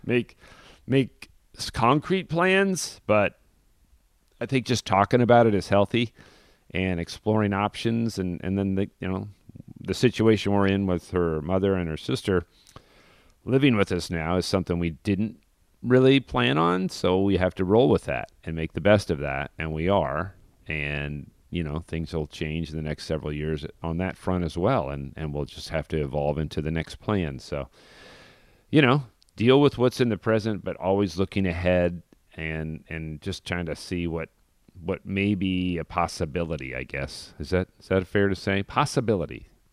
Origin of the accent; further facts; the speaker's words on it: Denver, Colorado, United States; I grew up in Denver, uh, by Golden, Colorado, where Coors beer is brewed